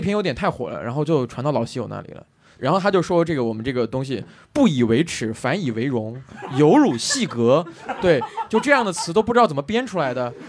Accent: southern Shaanxi, China; 因为我是陕南人

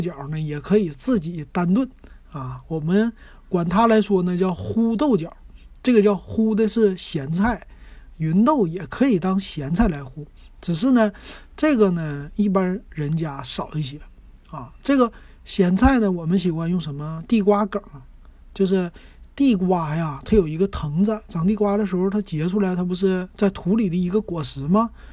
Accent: Northeast China, China; 是我们东北人喜欢的吃的一个炖菜

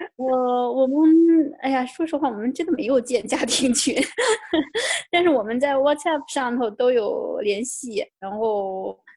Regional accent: China; moved away as an adult; now in France; 我作为一个中国人的话

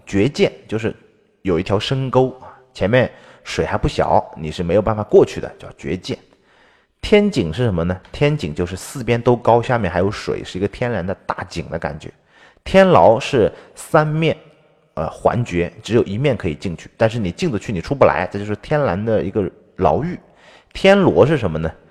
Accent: China; 我们中国人

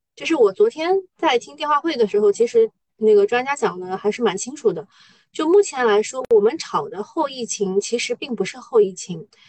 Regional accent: Shanghai, China; 做上海人

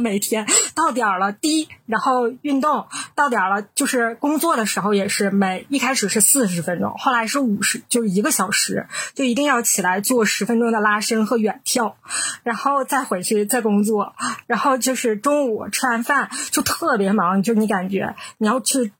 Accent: Northeast China, China; 我们是三个来自东北的Ladies

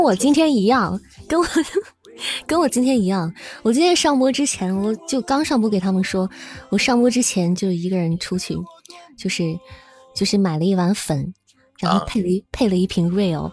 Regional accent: Xi'an, Shaanxi, China; 我还不是西安的，我是西安郊区的

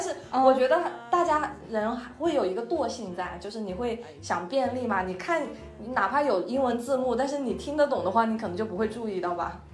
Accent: China; first language Chinese; now in United States; 我作为中国人

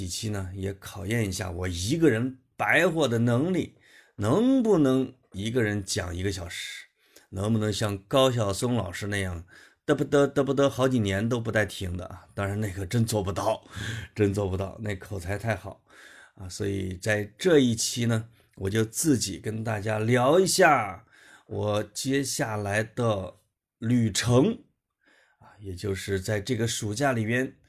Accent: Henan, China; 因为我是一个河南人嘛，也可以叫中原人，就在讲以我是一个长得很像游牧民族的一个中原人这样的身份

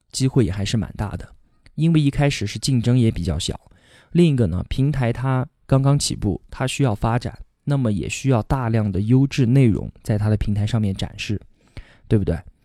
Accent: Kunming, Yunnan, China; 我今年二十八，现在呢在云南昆明，这里是我土生土长的地方。不管是上学还是工作，从来都没有离开过这里。我从小学到初中再到大学都是在昆明读的

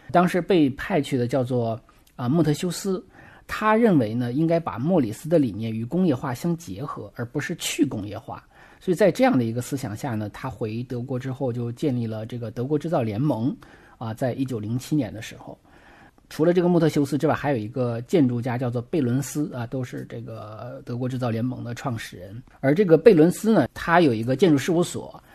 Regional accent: China; 我们中国人

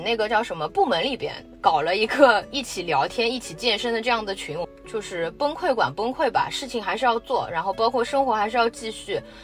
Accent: Shanghai, China; 我们还是土生土长的上海人

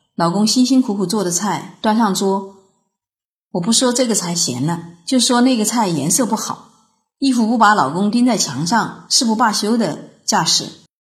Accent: Foshan, Guangdong, China; 我是来自广东佛山的

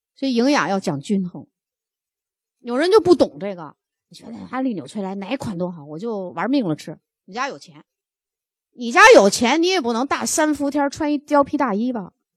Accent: China; 我们中国人是肝病大国

